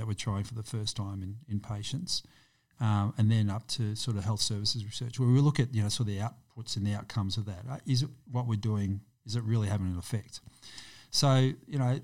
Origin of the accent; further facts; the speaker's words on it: Melbourne, Victoria, Australia; kids born and raised in Preston